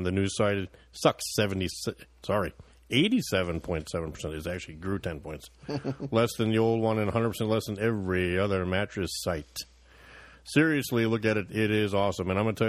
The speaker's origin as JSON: {"language": "English", "town": "Chicago", "region": "Illinois", "country": "United States", "also_born_or_lived": "Wisconsin", "said": "Well, actually, I'm originally from Chicago, and then we moved to Wisconsin"}